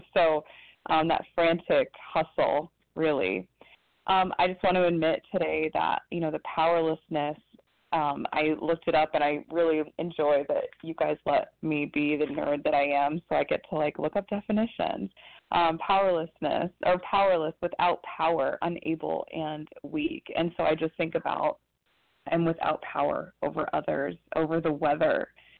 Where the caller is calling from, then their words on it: Ohio, United States; calling from Ohio.